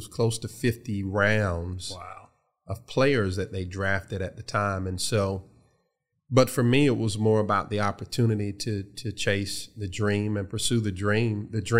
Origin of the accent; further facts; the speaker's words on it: Columbus, Georgia, United States; received a scholarship to Columbus State University, which is in my hometown, Columbus, Georgia.